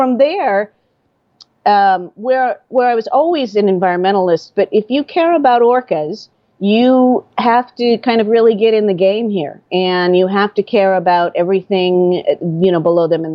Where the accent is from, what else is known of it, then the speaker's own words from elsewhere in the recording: Midwest, United States; moved away as an adult; now in Vashon Island, United States; I grew up in the Midwest, so about as far away from any marine waters